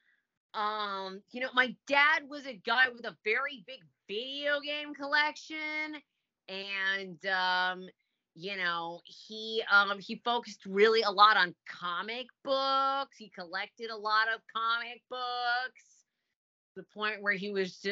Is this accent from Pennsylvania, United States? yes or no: no; Orlando, Florida, United States; I grew up in Orlando.